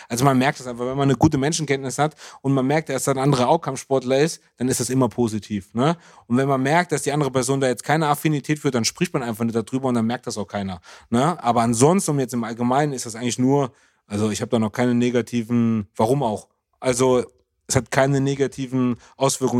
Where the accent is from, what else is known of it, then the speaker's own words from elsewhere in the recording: Germany; als Deutscher